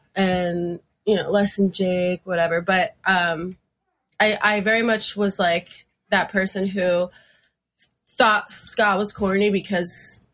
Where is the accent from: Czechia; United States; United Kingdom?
United States; Fort Lauderdale, Florida; I was into punk, but I like growing up in Fort Lauderdale, at least like for me, it was, I know there's like a ska scene down there, but I wasn't involved in that.